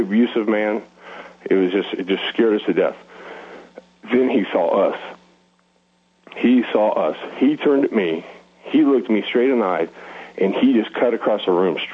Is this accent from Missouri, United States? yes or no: yes; Missouri, United States; when I was a teenager growing up in Missouri